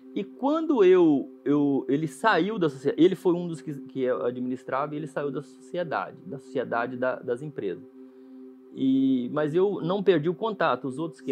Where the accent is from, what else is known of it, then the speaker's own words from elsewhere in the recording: Jequeri, Minas Gerais, Brazil; Jiquiri, Minas Gerais. Uma cidadezinha bem no interior mesmo, lá da. A cidade mais próxima, assim, conhecida é Ponte Nova